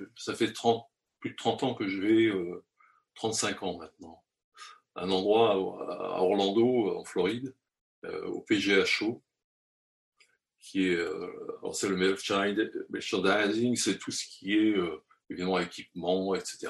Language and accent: French; France; chez nous, en France